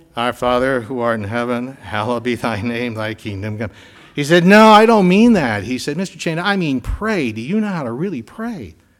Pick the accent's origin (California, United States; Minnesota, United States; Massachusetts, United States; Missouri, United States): Massachusetts, United States; Winchester; was a member of Parish of the Epiphany in Winchester, Massachusetts